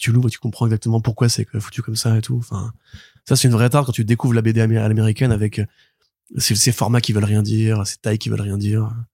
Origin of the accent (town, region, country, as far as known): Paris, Île-de-France, France; born or raised there; also born or lived in Marseille